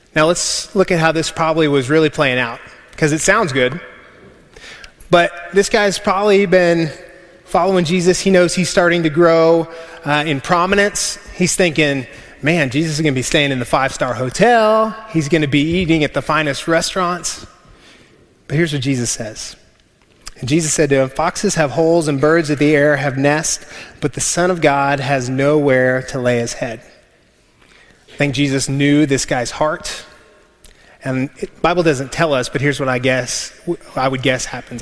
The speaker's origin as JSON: {"language": "English", "region": "West Texas", "country": "United States", "said": "we're from West Texas"}